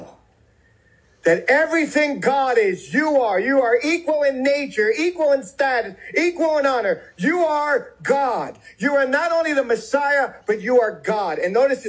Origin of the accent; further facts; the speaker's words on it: New York City, New York, United States; moved away; also born or lived in Alabama; I grew up in New York City